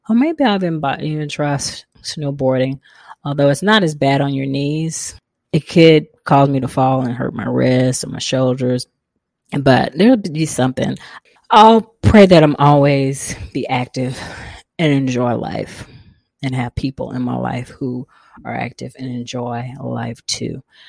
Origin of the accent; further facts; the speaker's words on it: the South, United States; But, you know, we're from the South. We like food too. Me and my mother bonded a lot over food.